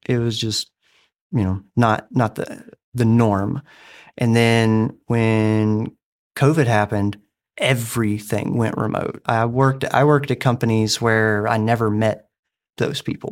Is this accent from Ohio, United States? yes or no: no; Alabama, United States; moved away as an adult; now in Dover, United States; me growing up in Alabama